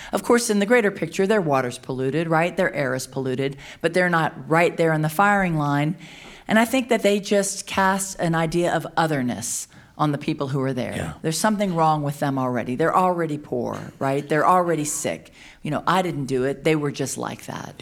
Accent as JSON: {"language": "English", "region": "Louisiana", "country": "United States", "said": "I'm from Louisiana. We have a lot of destruction happening in my own home"}